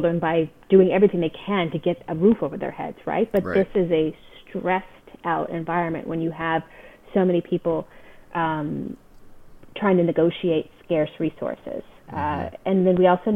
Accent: California, United States; That's my home state

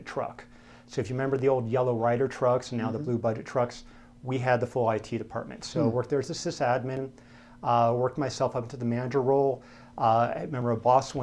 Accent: Denver, Colorado, United States; also born or lived in Camp Lejeune, North Carolina / Fort Collins, Colorado; predominantly from Denver. Okay. Before that, military brat

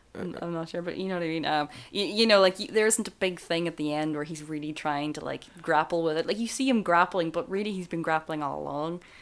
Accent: Ireland; as Irish people

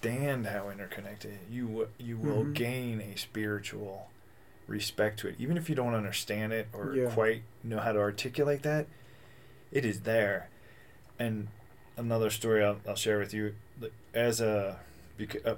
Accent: Kentucky, United States; moved away as an adult; also born or lived in California; I grew up in Kentucky, and then I moved out to California

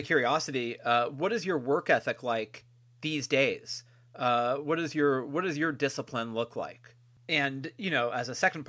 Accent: California, United States; 10 minutes from my hometown in California.

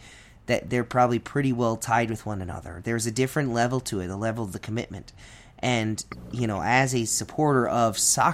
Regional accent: Baltimore, Maryland, United States; now in Miami, United States; I'm from Baltimore. It's what I grew up with.

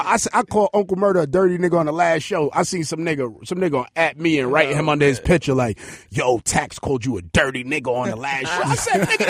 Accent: New York, United States; I'm from East New York.

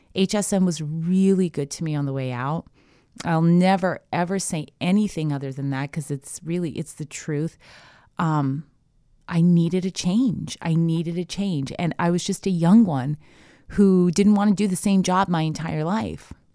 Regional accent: Canada; moved away as an adult; now in United States; I'm Canadian born, so I went to university

